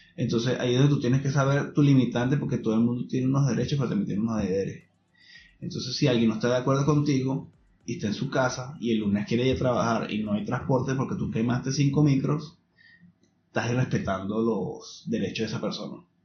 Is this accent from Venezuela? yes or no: yes; Venezuela; now in Chile; nosotros como venezolanos